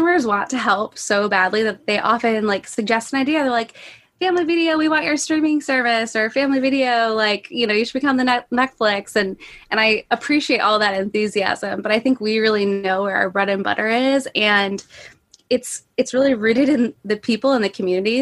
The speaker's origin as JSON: {"language": "English", "town": "Traverse City", "region": "Michigan", "country": "United States", "tie": "born or raised there", "said": "I'm from Traverse City originally"}